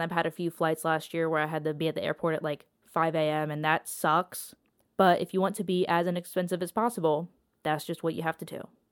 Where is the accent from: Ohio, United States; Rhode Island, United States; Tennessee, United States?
Ohio, United States; Columbus; I'm from Columbus, Ohio